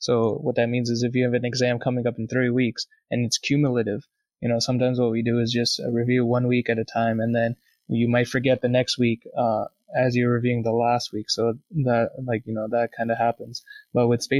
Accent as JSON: {"language": "English", "town": "Boston", "region": "Massachusetts", "country": "United States", "moved": "as an adult", "lives_now": "Vermont, United States", "said": "I'm from Boston and my family still lives near Boston"}